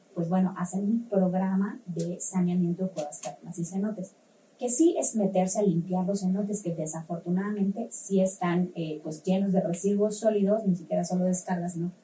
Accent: Yucatán, Mexico; nos ha faltado como yucatecos y yucatecas

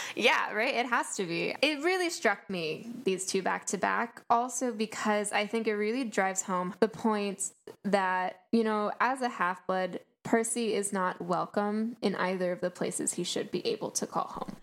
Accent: East Coast of the US, United States; we're from the East Coast of the U S

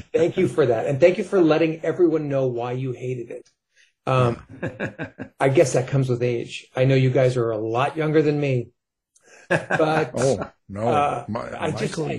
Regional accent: New York, United States; now in California, United States; I grew up in New York. I had to move to California

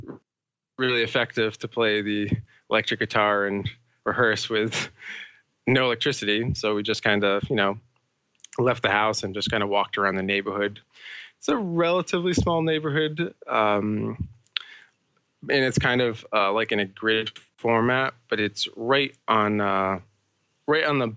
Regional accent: Bridgewater Triangle, Massachusetts, United States; I grew up in Massachusetts, the United States, in this very small area called, well, it's a part of an area called the Bridgewater Triangle

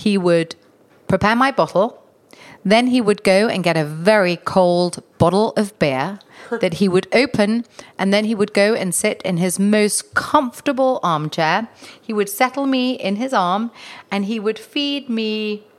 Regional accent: Denmark; also born or lived in England; now in United Kingdom; I come from Denmark. I come from a country

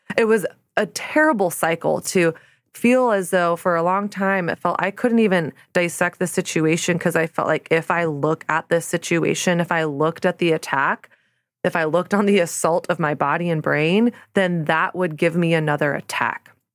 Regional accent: the South, United States; born or raised there; moved away as an adult; now in New York City, United States

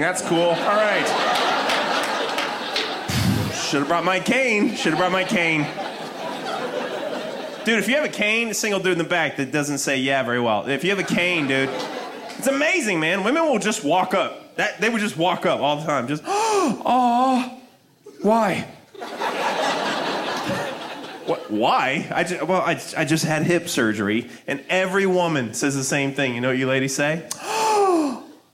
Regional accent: Denver, Colorado, United States; I'm from Denver, Colorado.

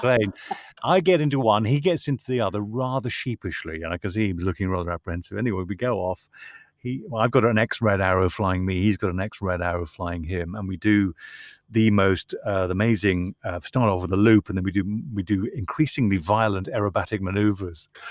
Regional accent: Northern Ireland, United Kingdom; I'm from Northern Ireland

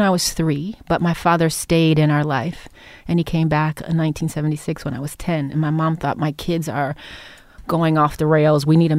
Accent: Cleveland, Ohio, United States; I grew up in Cleveland, Ohio, in the inner city when I was young with a white mother, black father.

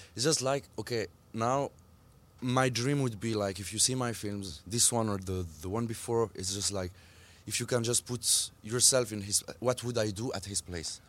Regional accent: Switzerland; I grew up in Switzerland. My mom is Swiss, but still, I will always be considered as an Algerian in Switzerland

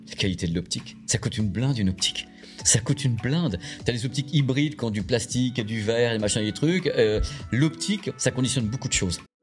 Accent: Normandy, France; je suis normand

